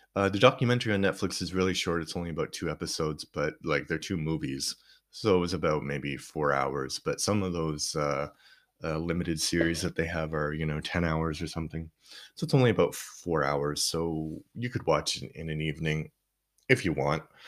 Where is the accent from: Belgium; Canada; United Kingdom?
Canada; moved away; I grew up in Canada